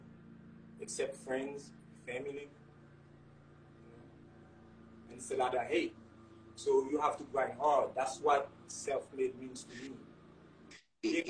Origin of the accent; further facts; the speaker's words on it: Haiti; moved away as an adult; I grew up in Haiti, came here when I was 19.